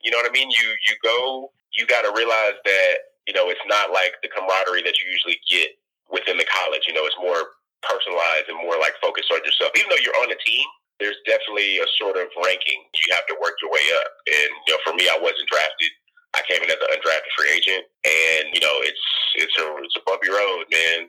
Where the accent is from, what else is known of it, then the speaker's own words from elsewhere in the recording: Galveston, Texas, United States; also born or lived in Houston, Texas; I'm originally was born and raised in Galveston, but also, you know, was raised in Houston a bit. Moved there when I was like 12 or 13